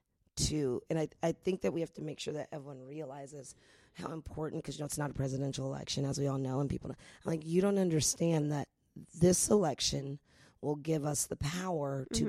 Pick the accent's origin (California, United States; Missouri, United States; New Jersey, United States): California, United States; San Francisco; moved away as an adult; also born or lived in New York; now in Los Angeles, United States; I'm a hippie. I went to Berkeley undergrad. I'm from the Bay Area.